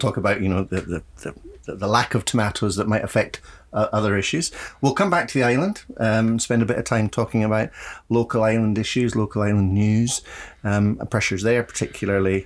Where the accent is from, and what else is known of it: Scotland, United Kingdom